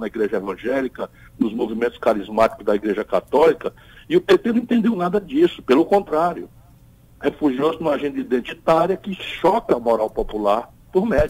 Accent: Ceará, Brazil; eu, eu venho do Nordeste

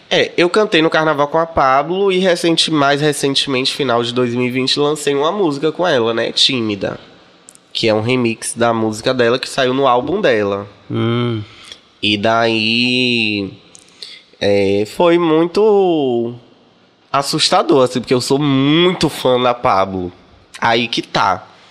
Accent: Salvador, Bahia, Brazil; also born or lived in Corrente, Piauí / Rio de Janeiro; eu me criei em Salvador. Eu vim pra aqui muito novinha, com minha mamãe.

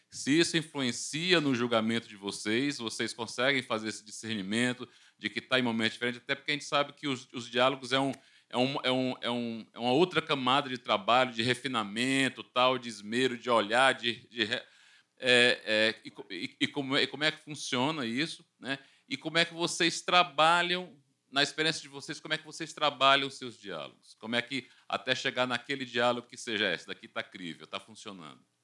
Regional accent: Fortaleza, Ceará, Brazil; sou de Fortaleza, no Ceará.

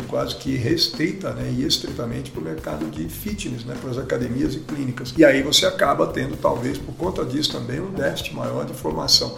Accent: Araraquara, São Paulo, Brazil; moved away; also born or lived in Bauru; Nasci em Bauru, mas moro em Araraquara desde sempre. E depois fomos para São Paulo

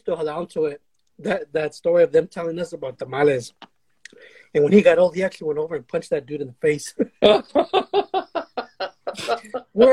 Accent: Los Angeles, California, United States; also born or lived in Burbank, California; we grew up over here, you know, my family, we're all from Pacoima, and then my family moved to Burbank, my parents

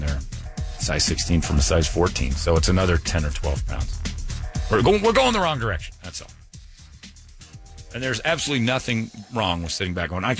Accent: Indiana, United States; moved away; You go back to my hometown in Indiana.

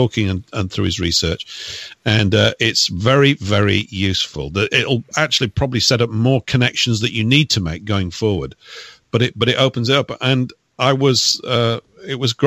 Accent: Leeds, Yorkshire and the Humber, United Kingdom; my hometown of Leeds

